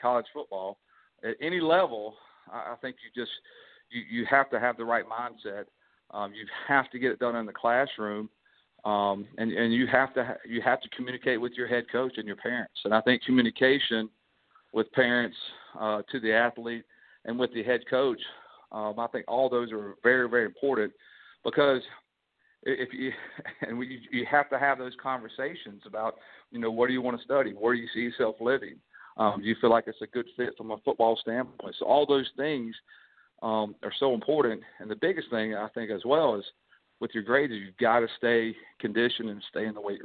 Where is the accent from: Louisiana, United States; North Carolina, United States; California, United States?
North Carolina, United States; Kannapolis; moved away as an adult; also born or lived in North Myrtle Beach, South Carolina; now in Lexington, United States; I'm originally from Kannapolis, North Carolina